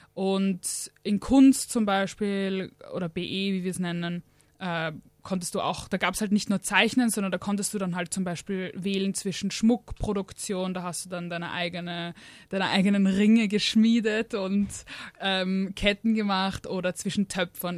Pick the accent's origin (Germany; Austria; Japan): Austria; ich bin aus Österreich.